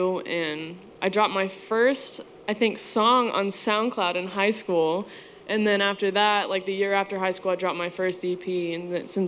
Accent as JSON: {"language": "English", "town": "Bedford", "region": "Texas", "country": "United States", "tie": "born or raised there", "said": "So I grew up in Bedford, which is literally in the middle of Dallas and Fort Worth. I've been there literally since I was 10 years old."}